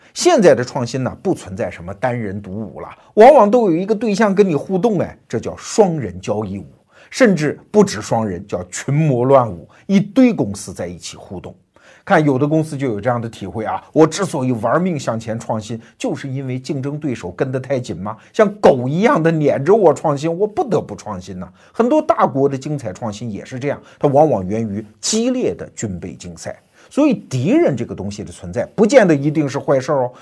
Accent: China; 我们中国人

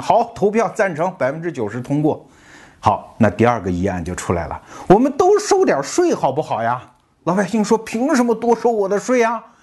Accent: China; 我们中国人

